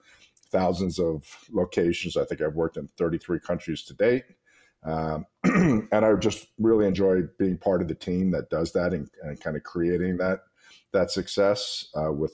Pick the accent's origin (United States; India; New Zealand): United States; New York; now in Las Vegas, United States; I actually was born and grew up and learned the restaurant business in Jimmy and Chatsy's hometown of New York